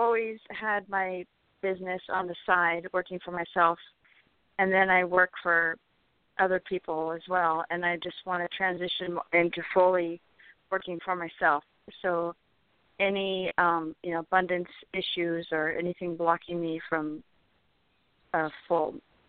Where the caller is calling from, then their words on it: California, United States; from California.